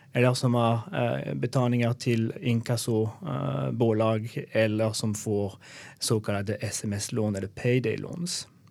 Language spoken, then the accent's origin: Swedish; Alsace, Grand Est, France; Swedish is a second language; also born or lived in Belgium / Germany; now in Sweden; Jag kommer från Frankrike, var född i Alsace eh, som är bredvid Schweiz och Tyskland.